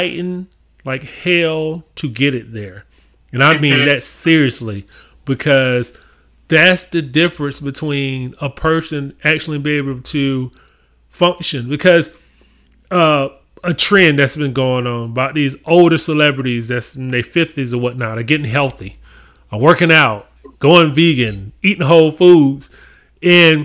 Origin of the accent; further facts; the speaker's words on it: Augusta, Georgia, United States; I'm actually from Augusta, Georgia